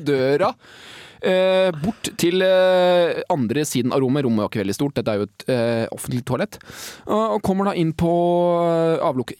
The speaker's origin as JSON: {"language": "Norwegian", "town": "Hønefoss", "region": "Buskerud", "country": "Norway", "moved": "yes", "said": "Jeg var hjemme i Hønefoss"}